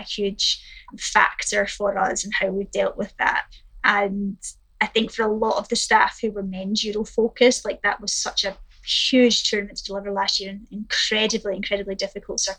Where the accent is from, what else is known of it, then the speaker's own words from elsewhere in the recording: Scotland, United Kingdom; as a Scot